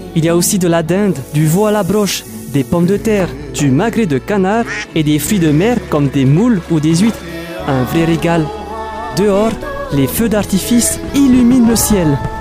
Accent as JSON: {"language": "French", "country": "French Polynesia", "said": "chez moi à Tahiti"}